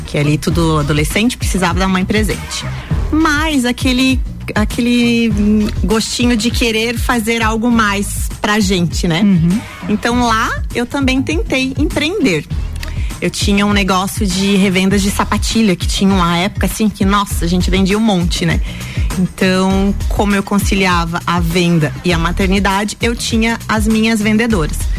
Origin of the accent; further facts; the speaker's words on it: Correia Pinto, Santa Catarina, Brazil; moved away as an adult; also born or lived in Lages / Jaraguá do Sul; Sou natural de Lages, morei até os meus 19 anos em Correia Pinto